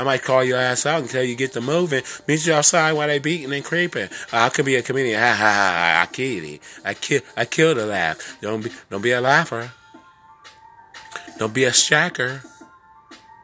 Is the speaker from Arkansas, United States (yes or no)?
no; California, United States; also born or lived in Prince George's County, Maryland; now in Maryland, United States; I'm from California, but I'm local in Maryland, in the DMV